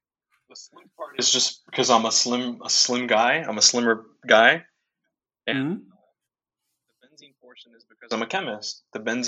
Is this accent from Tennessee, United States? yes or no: no; New York City, New York, United States; I'm from the Bronx, New York. I'm from the home of hip hop.